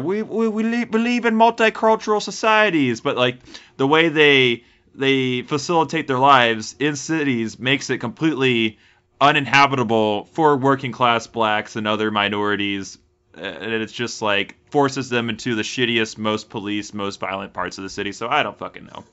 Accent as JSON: {"language": "English", "town": "Houston", "region": "Texas", "country": "United States", "tie": "born or raised there", "said": "I was raised in Houston"}